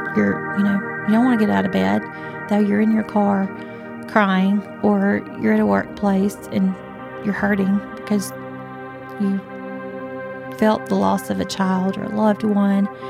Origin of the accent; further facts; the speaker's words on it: Northport, Alabama, United States; Northport, where we're from, and live